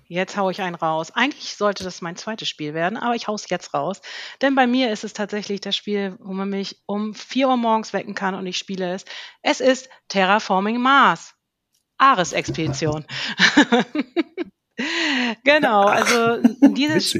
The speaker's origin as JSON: {"language": "German", "region": "Schleswig-Holstein", "country": "Germany", "said": "Ich komme oben, ganz oben aus dem Norden, aus Schleswig-Holstein"}